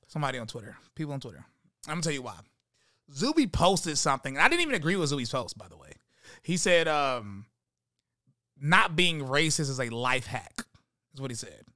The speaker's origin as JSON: {"language": "English", "town": "High Point", "region": "North Carolina", "country": "United States", "said": "I'm from High Point, North Carolina"}